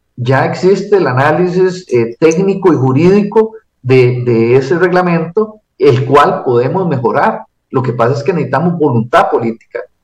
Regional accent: Costa Rica; como cualquier costarricense

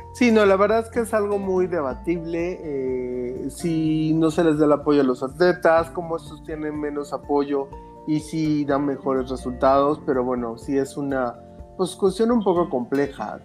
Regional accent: Mexico; yo de niño siempre las veía en México

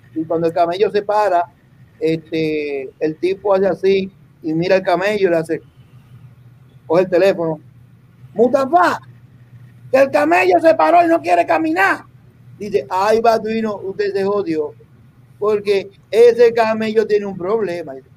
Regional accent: Puerto Rico; also born or lived in Dominican Republic; yo me crié en Puerto Rico. Yo vine a Puerto Rico un niño

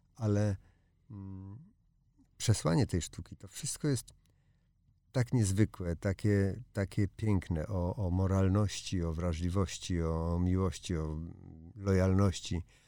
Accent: Łódź, Łódź Voivodeship, Poland; jestem z Łodzi

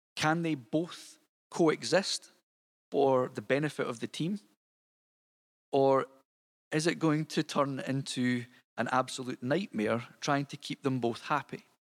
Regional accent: Scotland, United Kingdom; you'll tell from my accent that I'm not from Detroit. Um, I am actually Scottish. Um, so here I am over in Scotland

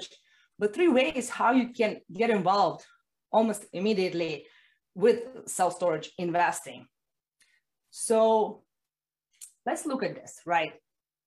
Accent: Russia; now in Miami, United States; I was born in Russia, as you guess, and I've been living right now in Miami.

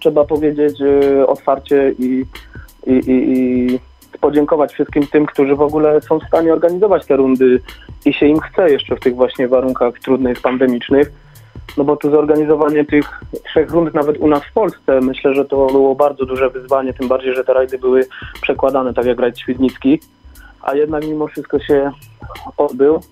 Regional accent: Bielsko-Biała, Silesian Voivodeship, Poland; My jesteśmy też ze Śląska, z Bielska Białej

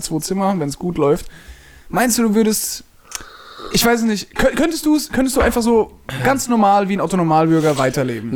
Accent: Mannheim, Baden-Württemberg, Germany; also born or lived in Freiburg; ich bin unglücklich in Mannheim, mhm. auch wenn es meine Heimatstadt ist

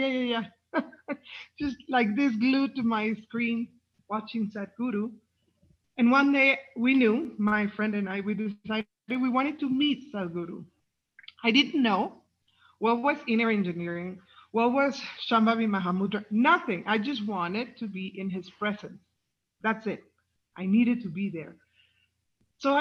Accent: Mexico; I'm from Mexico.

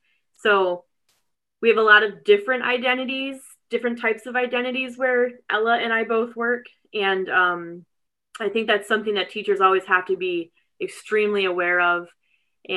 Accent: North Rose, New York, United States; I grew up in a rural district about 45 minutes east of Rochester. It's in Wayne County. It's called North Rose Wolcott

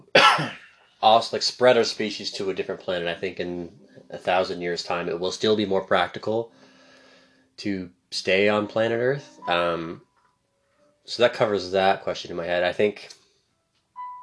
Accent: Canada; I'm obviously super Canadian

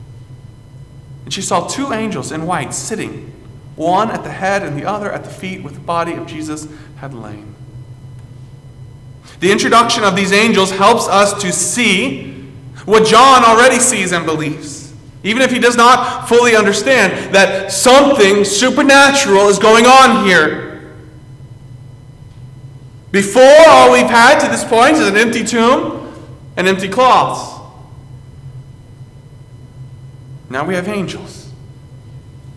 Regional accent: South Carolina, United States; moved away; I came up from South Carolina one summer to work and to counsel

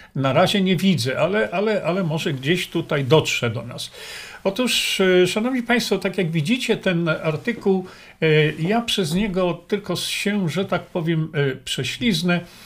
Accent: Poland; moved away as an adult; also born or lived in Australia; Wychowałem się w Polsce

